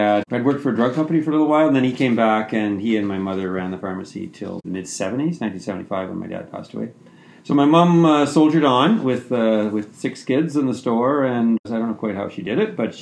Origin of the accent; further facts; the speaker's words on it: Ottawa Valley, rural Ontario, Canada; I grew up in rural Ontario, a small town in the Ottawa Valley, and I've come back to it. I live in the same town that I grew up in.